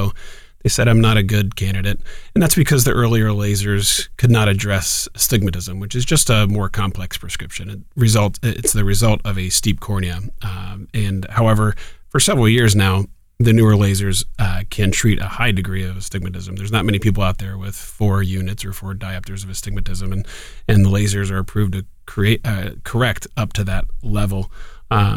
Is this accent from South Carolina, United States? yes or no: no; Columbus, Ohio, United States; also born or lived in San Francisco, California / Durham, North Carolina; I'm from Columbus and moved back home about 9 years ago